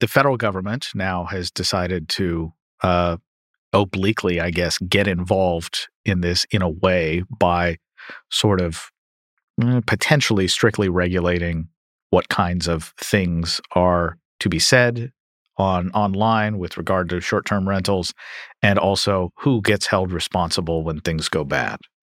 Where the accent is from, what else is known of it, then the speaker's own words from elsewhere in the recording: Louisville, Kentucky, United States; my hometown of Louisville, Kentucky